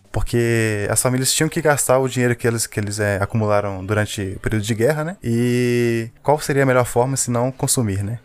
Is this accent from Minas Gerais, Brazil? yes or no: yes; Belo Horizonte, Minas Gerais, Brazil; a gente é de BH e aqui tem um único shopping